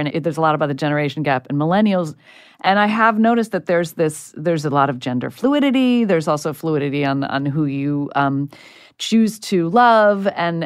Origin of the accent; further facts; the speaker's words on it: Italy; moved away; I would drink wine, you know, growing up in Italy